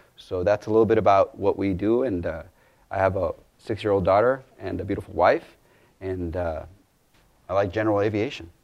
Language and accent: English; Ciudad Juarez, Chihuahua, Mexico; also born or lived in El Paso, Texas; I was born in El Paso, Texas, raised in Ciudad Juarez